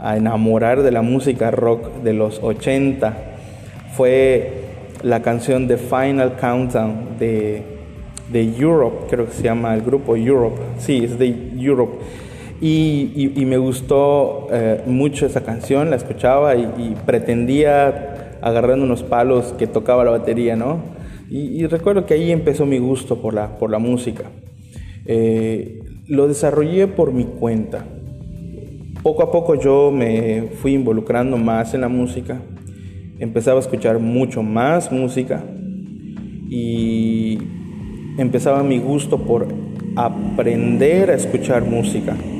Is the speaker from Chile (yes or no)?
no; Mexico; somos mexicanos